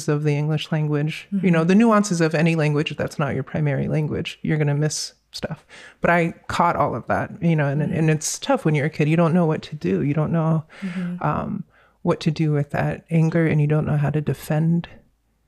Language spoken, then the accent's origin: English; Virginia, United States; also born or lived in North Carolina; growing up in Virginia, especially at that time, it was mid-80s, early 90s